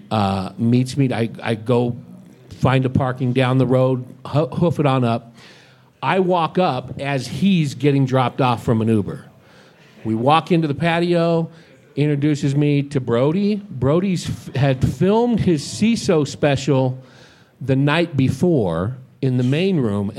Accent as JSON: {"language": "English", "area": "San Francisco Bay Area", "region": "California", "country": "United States", "tie": "born or raised there", "said": "I grew up in the San Francisco Bay Area"}